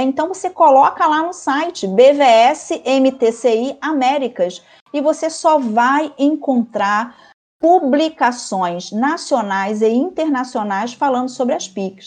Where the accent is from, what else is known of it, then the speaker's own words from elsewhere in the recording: Brazil; como boa brasileira que sou